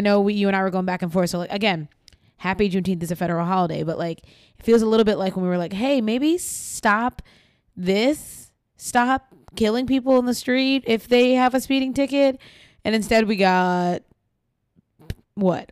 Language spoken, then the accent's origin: English; New York, United States; I grew up in New York